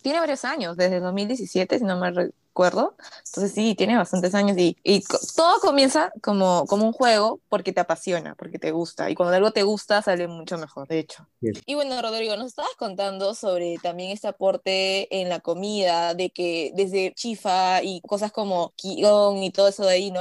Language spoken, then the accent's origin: Spanish; Peru; Yo soy nacida en Perú, pero mis papás los dos son chinos